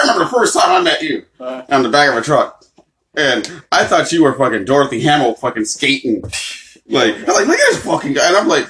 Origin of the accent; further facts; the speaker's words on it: Massachusetts, United States; Like, I'm from Massachusetts, my mother.